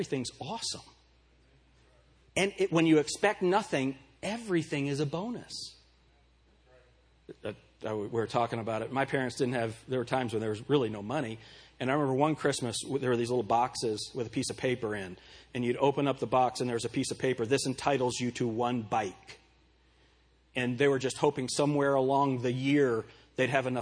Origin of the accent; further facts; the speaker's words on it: Pueblo, Colorado, United States; born in Pueblo, Colorado